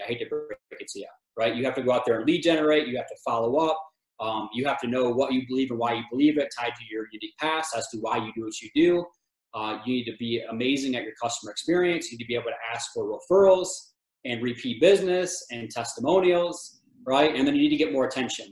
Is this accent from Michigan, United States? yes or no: yes; Michigan, United States; moved away as an adult; also born or lived in Texas / West Virginia / Tennessee; now in Colorado, United States; I'm from Michigan